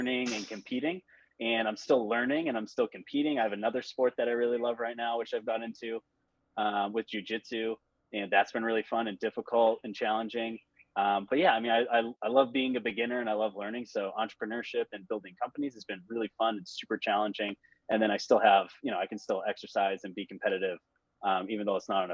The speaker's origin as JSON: {"language": "English", "town": "Boston", "region": "Massachusetts", "country": "United States", "said": "I'm from the Boston area. I live just north of Boston"}